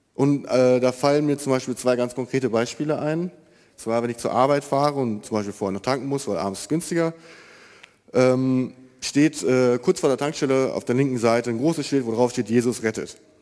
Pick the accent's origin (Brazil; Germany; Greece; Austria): Germany; Marienfeld, North Rhine-Westphalia; ich bin 26 Jahre alt, komme aus Marienfeld